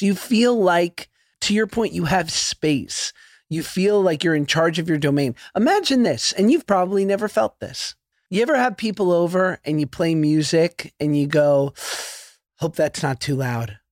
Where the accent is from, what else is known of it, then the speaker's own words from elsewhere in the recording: New York City, New York, United States; I grew up in Hell's Kitchen in New York on Tenth Avenue